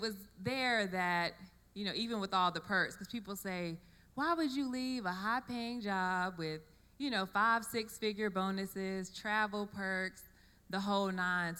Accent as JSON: {"language": "English", "area": "Raleigh-Durham area", "region": "North Carolina", "country": "United States", "tie": "born or raised there", "said": "I grew up in the Raleigh-Durham area"}